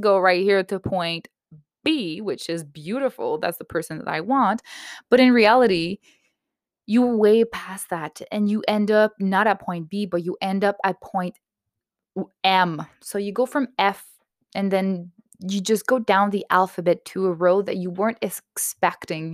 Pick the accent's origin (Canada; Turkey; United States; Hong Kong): Canada; I'm Canadian myself